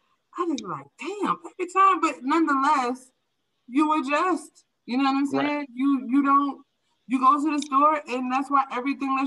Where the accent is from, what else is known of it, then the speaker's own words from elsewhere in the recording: New York, United States; life as I knew it, like the basic day-to-day things were shifted for me as a New Yorker post 9/11